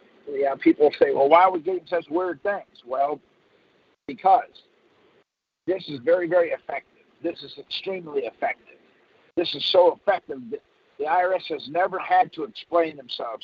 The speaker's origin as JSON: {"language": "English", "region": "Michigan", "country": "United States", "tie": "born or raised there", "moved": "yes", "lives_now": "Texas, United States", "said": "I was born in Michigan, and I now live in Texas"}